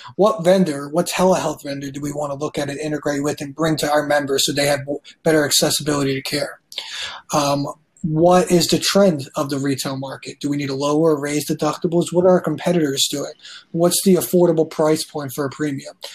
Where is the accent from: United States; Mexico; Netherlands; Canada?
United States; New York; moved away as an adult; also born or lived in Indianapolis, Indiana; now in Chicago, United States; we grew up in New York, I went to Indianapolis, got a degree in risk management from Butler University, and now I've been in Chicago for the last four years